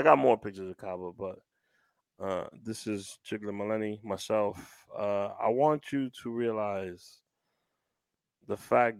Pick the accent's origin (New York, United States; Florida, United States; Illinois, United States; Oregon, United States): New York, United States; New York City; also born or lived in Bronx; I'm from originally from Washington Heights and Harlem.